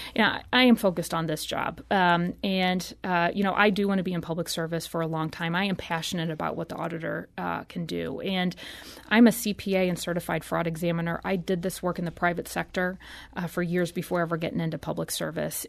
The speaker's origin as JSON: {"language": "English", "town": "St. Louis", "region": "Missouri", "country": "United States", "tie": "born or raised there", "said": "I'm from Saint Louis. I grew up here"}